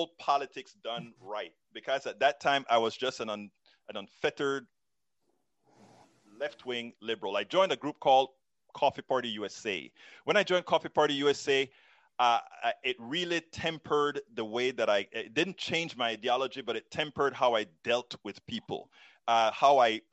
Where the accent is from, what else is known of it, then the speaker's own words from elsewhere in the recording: Panama; moved away as an adult; also born or lived in Texas; now in United States; I'm originally from Central America, Panama. Became a naturalized, came here to go to college